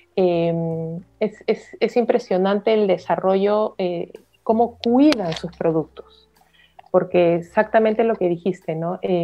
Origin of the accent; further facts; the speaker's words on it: Peru; soy peruana